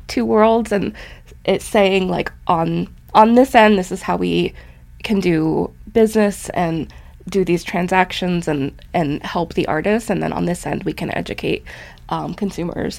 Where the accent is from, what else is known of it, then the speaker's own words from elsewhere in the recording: Butte, Montana, United States; I grew up in Butte, Montana, and my parents raised us there